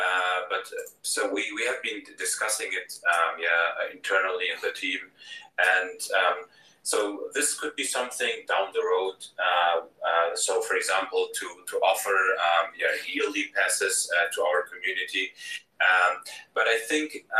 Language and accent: English; Germany; I'm from Germany